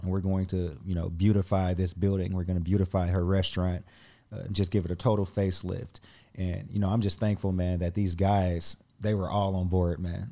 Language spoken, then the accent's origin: English; Indianapolis, Indiana, United States; I grew up just outside of downtown Indianapolis